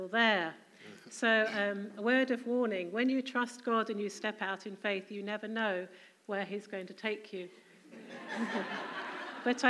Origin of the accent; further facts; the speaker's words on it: Staines, South East England, United Kingdom; moved away as an adult; also born or lived in Cheshire / Herne Bay; now in Uganda; So I grew up in a small town called Staines in Middlesex, which has now renamed itself grandly as Staines upon Thames